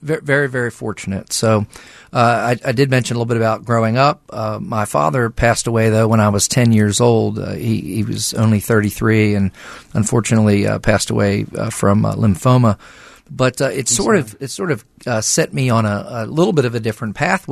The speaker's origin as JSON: {"language": "English", "region": "southern New Jersey", "country": "United States", "tie": "born or raised there", "also_born_or_lived": "West Virginia", "moved": "as an adult", "lives_now": "Morgantown, United States", "said": "I grew up in southern New Jersey, and I grew up there with my family."}